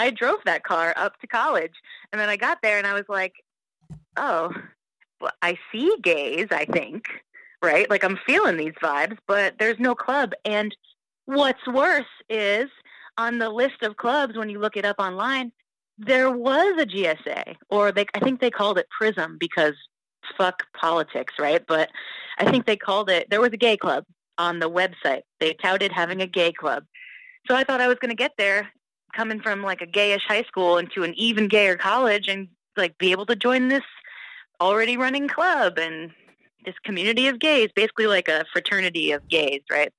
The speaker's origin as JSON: {"language": "English", "town": "New Haven", "region": "Connecticut", "country": "United States", "also_born_or_lived": "Seattle", "moved": "yes", "said": "We're from New Haven"}